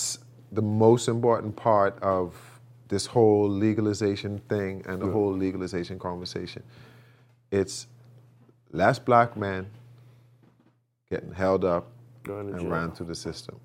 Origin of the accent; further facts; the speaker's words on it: Bahamas; moved away; I'm from the Bahamas